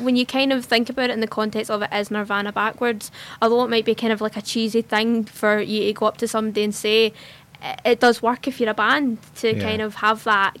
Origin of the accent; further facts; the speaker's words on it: Hamilton, Scotland, United Kingdom; also born or lived in Kintyre; Yeah, I'm originally from Kintyre in the West Coast, but with college I've recently moved back to Hamilton, which is where I'm originally from.